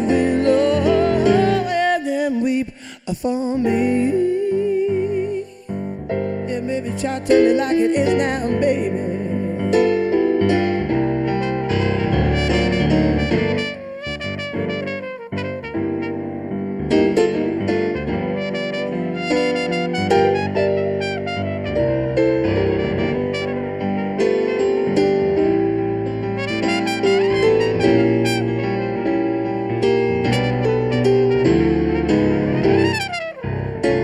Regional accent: London, United Kingdom; also born or lived in Hastings; I was born in London. I was born in King's College Hospital.

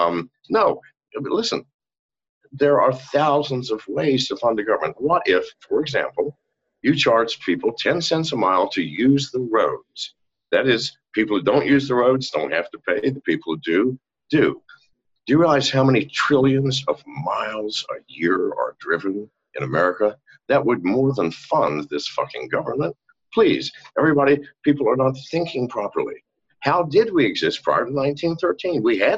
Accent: England, United Kingdom; born there; I was born on an army base. That makes me born on U.S. soil. It also makes me born in England. So I'm both British and American.

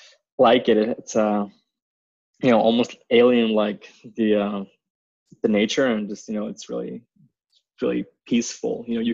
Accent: Iceland; Well, this is actually funny. We have a lot of swimming pool in Iceland.

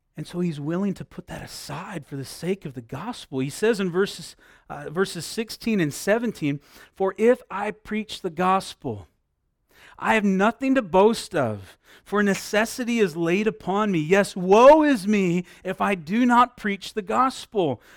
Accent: Midwest, United States; moved away; I grew up in the Midwest.

